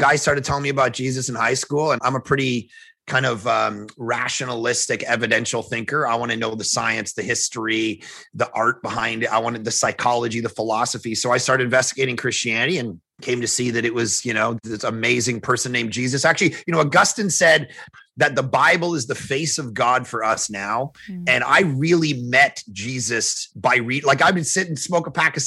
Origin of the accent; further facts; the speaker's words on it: Toronto, Ontario, Canada; moved away as an adult; now in Vancouver, Canada; I grew up in Toronto, skeptical home, agnostic, atheist, all that stuff